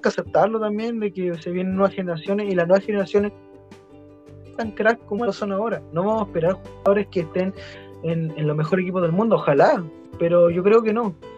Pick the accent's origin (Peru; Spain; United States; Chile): Chile; somos chilenos